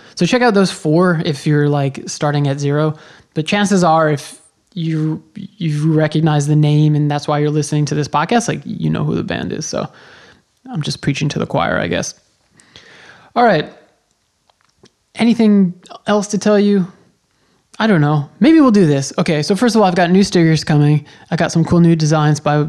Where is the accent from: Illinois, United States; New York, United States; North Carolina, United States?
New York, United States; Long Island; I was born on Long Island, and that's where I started going to shows